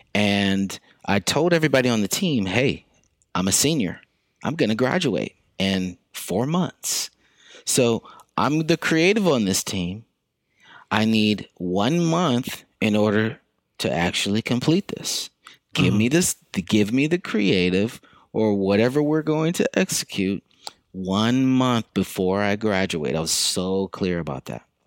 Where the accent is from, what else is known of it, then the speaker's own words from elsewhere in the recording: Lexington, South Carolina, United States; moved away as an adult; also born or lived in Brooklyn, New York; now in New York City, United States; I'm from Lexington, South Carolina, and so I've been in Brooklyn for about 20 years now